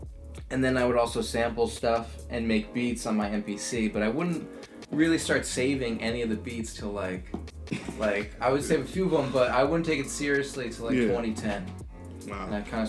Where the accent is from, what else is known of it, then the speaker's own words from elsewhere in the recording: Fair Lawn, New Jersey, United States; From Fairlawn.